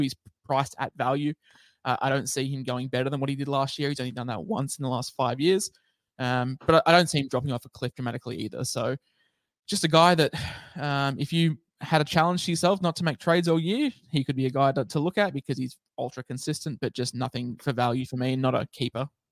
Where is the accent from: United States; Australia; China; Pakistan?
Australia; Queensland; I'm a Queenslander